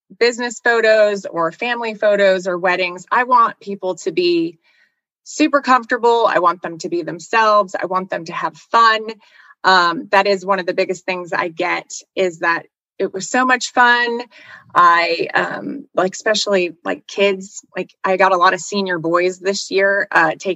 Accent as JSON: {"language": "English", "region": "New Jersey", "country": "United States", "tie": "born or raised there", "said": "growing up in New Jersey"}